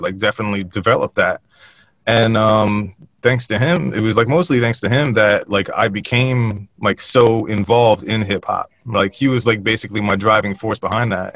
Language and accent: English; Westfield, United States; moved away as an adult; also born or lived in California; we were raised up in Westfield